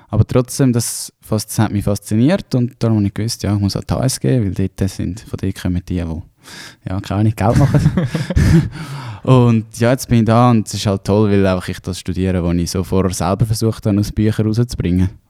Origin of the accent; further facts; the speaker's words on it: Hausen am Albis, Zurich, Switzerland; Ähm, ja, ich komme ursprünglich aus Zürich. Ähm, Hausen am Albis, ein kleines Kaff